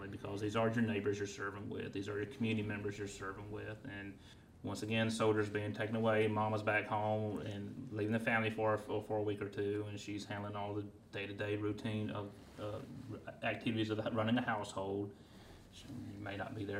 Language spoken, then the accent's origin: English; Union, South Carolina, United States; also born or lived in Kentucky; I'm born and raised in Union, South Carolina